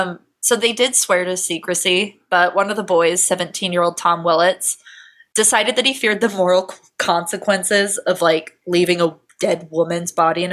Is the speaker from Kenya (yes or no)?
no; United Kingdom; The two front teeth were crooked, and I would know they were crooked because I'm British.